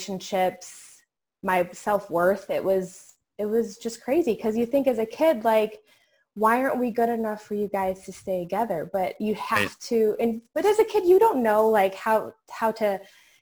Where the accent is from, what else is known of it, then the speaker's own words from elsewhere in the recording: New York, United States; now in Virginia, United States; I'm actually from New York originally. I'm now here in Virginia